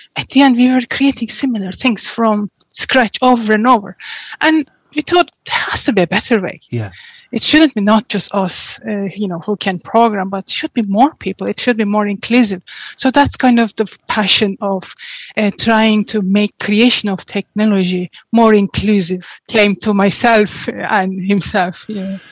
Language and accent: English; Turkey; moved away as an adult; also born or lived in Portugal; now in Ireland; I'm originally from Turkey. Oh. And yes, I grew up in Turkey.